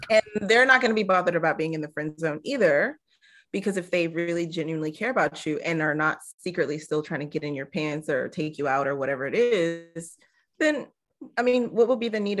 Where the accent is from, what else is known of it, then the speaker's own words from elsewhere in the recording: Texas, United States; I'm from Texas, so if you want to know what a Southern accent is like, you could just ask me.